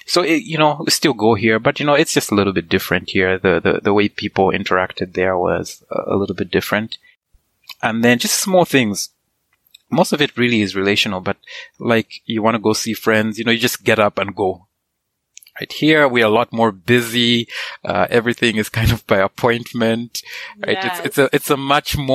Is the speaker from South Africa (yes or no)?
no; Kitwe, Copperbelt Province, Zambia; first language Nyanja; English is a second language; moved away as an adult; also born or lived in Saskatchewan, Canada; now in Canada; I grew up in Kitwe, which is the second largest city there.